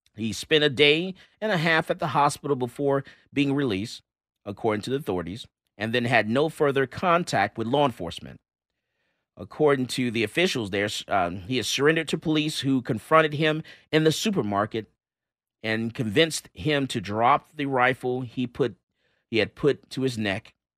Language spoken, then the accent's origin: English; Missouri, United States; I'm from Missouri. They show me state.